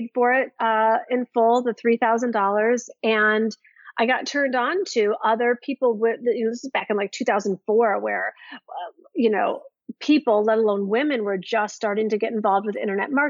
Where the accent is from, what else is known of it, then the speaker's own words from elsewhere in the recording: Midwest of the United States, United States; growing up in the Midwest of the United States